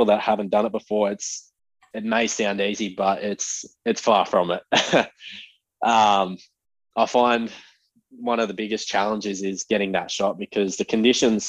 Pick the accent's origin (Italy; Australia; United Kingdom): Australia; Central Coast, New South Wales; I am 24 from the Central Coast